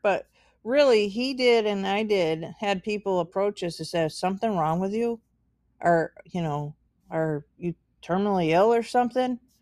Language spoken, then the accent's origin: English; United States; I'm American, so I can, I can speak as being an American